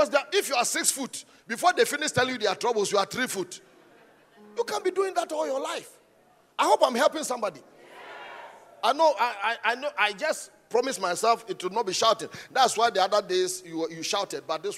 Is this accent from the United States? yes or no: no; Ghana; I'm a Ghanaian. Thank God I'm a Ghanaian. If I had to die 1,000 times and come, I want to be a Ghanaian. I'm proudly Ghanaian.